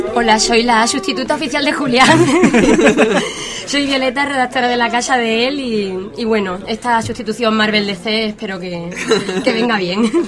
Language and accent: Spanish; Chiclana de la Frontera, Andalusia, Spain; moved away as an adult; also born or lived in Seville / Cádiz; now in Elche, Spain; yo soy de pueblo. yo soy de Chiclana, Cádiz